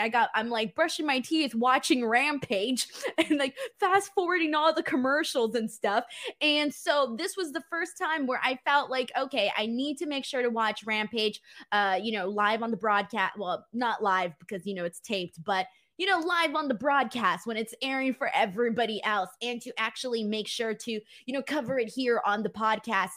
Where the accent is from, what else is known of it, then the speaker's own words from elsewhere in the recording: California, United States; As a Californian